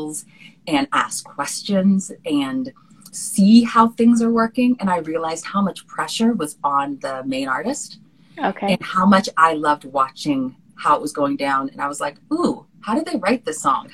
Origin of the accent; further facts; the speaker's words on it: Bay Area, California, United States; also born or lived in Washington, D.C. / Los Angeles; I grew up in the Bay Area in California